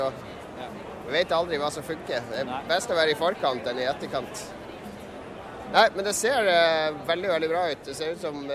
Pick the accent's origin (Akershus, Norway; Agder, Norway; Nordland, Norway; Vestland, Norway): Vestland, Norway; Bergen; Jeg er ikke fra Norge, jeg er fra Noen av oss er fra Bergen.